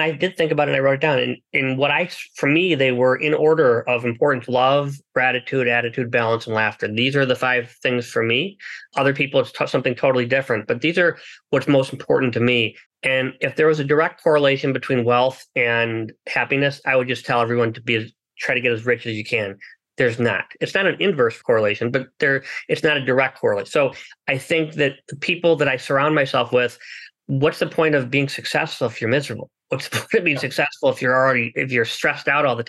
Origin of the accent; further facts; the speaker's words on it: United States; I was born in the United States.